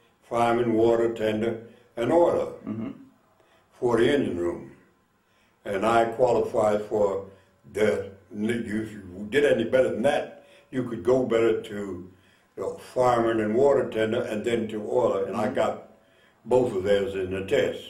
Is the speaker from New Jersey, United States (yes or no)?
yes; Newark, New Jersey, United States; I was born in Newark, New Jersey, July 13, 1924, and was raised there, went to school there